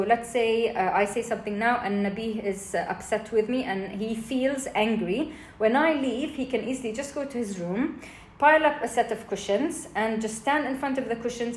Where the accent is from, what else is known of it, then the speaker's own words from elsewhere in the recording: Jordan; I grew up in Jordan